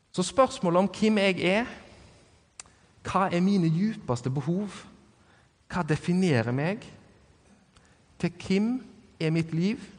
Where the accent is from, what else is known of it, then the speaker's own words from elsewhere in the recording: Norway; Det at jeg er norsk, det definerer meg jo absolutt at de tilhører ei slekt.